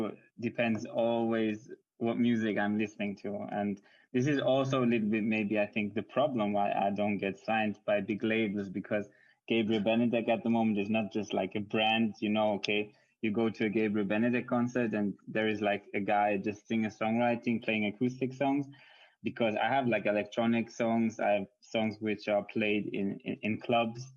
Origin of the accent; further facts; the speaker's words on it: Switzerland; English is a second language; My mom is Hungarian, but I grew up in Switzerland